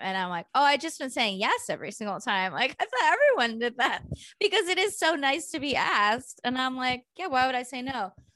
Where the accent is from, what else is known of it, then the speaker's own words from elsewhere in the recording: Bay Area, California, United States; moved away as an adult; now in Los Angeles, United States; I grew up in the Bay in the eighties and nineties